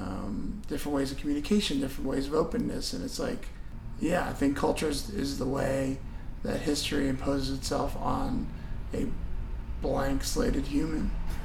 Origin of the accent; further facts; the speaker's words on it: Los Angeles, California, United States; moved away as an adult; now in New York, United States; I'm from Los Angeles. Moved to New York when I was 18